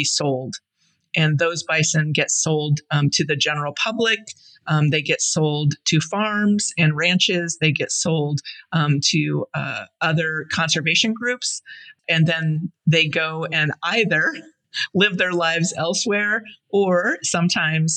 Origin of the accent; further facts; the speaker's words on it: Blackfeet Reservation, Montana, United States; I grew up primarily on the Blackfeet Reservation in Montana